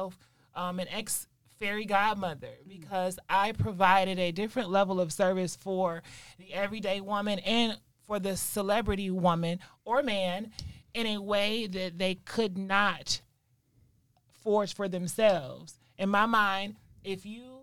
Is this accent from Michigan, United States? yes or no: yes; Michigan, United States; moved away; also born or lived in Detroit; So I was raised in Michigan with my mom's side of the family, close to our Native American reservation, which is up in Mount Pleasant, Michigan